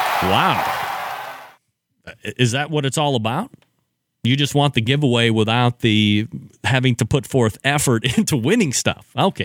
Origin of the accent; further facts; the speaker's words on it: Cleveland, Ohio, United States; accent: New York; because I'm from Cleveland.